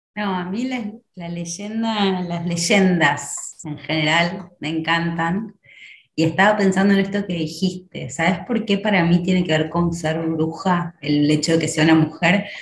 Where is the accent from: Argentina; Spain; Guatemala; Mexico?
Argentina; soy de Argentina, eh, vivo en la ciudad de Buenos Aires, en la capital federal